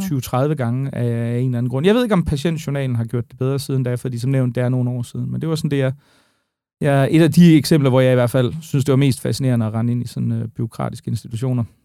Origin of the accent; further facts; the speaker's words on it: Aarhus, Central Denmark Region, Denmark; now in Amager, Denmark; jeg er jo oprindeligt aarhusianer